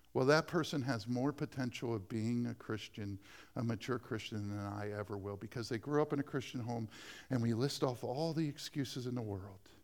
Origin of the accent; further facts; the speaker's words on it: Dover, United States; I became a youth pastor in my hometown